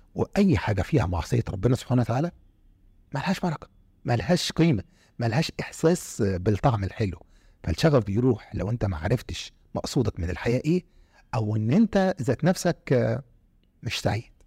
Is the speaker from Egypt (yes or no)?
yes; Egypt; انا جنسيتي مصري